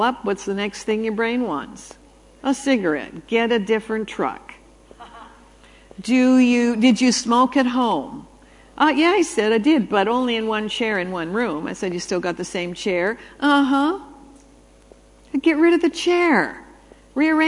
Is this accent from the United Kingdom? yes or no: no; Canada; I was raised in Canada